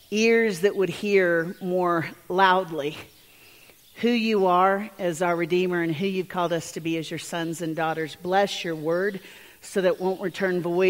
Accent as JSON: {"language": "English", "town": "Nashville", "region": "Tennessee", "country": "United States", "said": "I'm from Nashville, so we use a lot of hanging diphthongs in our language"}